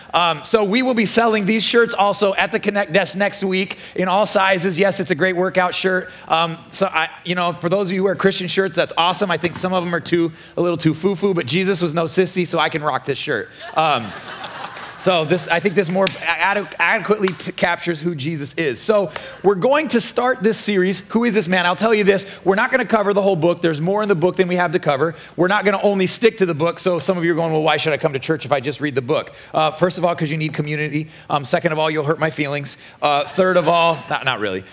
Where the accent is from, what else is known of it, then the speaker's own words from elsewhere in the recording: Nebraska, United States; now in Florida, United States; I'm from Nebraska